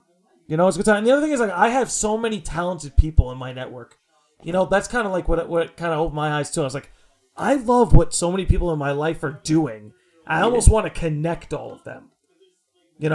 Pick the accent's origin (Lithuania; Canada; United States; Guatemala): United States; Long Island, New York; I've always been from Long Island.